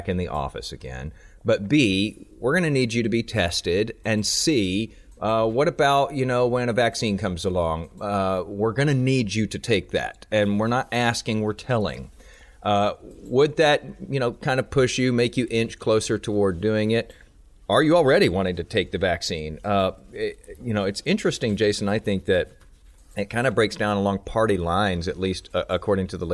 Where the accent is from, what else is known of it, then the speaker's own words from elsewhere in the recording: Houston, Texas, United States; give some love to my hometown today